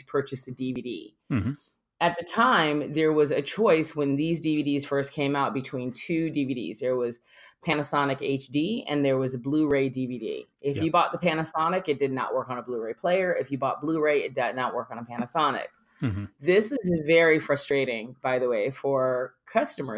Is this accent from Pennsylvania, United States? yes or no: no; Miami, Florida, United States; I was born in Miami